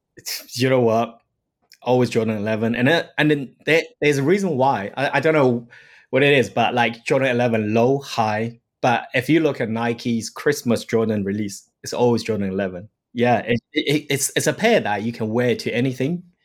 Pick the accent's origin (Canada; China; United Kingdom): China; Shanghai; moved away; I grew up in Shanghai, in China.